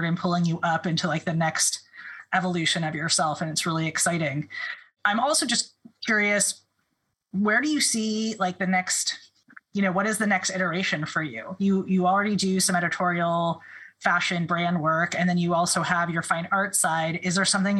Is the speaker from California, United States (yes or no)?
yes; Los Angeles, California, United States; moved away; I grew up